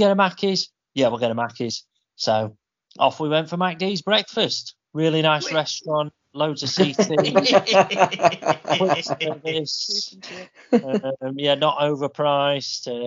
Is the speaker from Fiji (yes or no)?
no; Yorkshire and the Humber, United Kingdom; We're from Yorkshire.